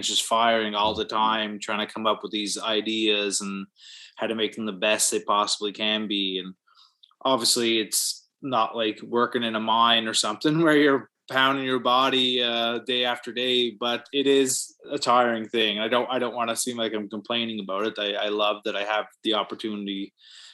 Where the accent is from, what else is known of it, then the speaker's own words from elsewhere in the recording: Cape Breton Island, Nova Scotia, Canada; now in Halifax, Canada; I'm from Cape Breton Island originally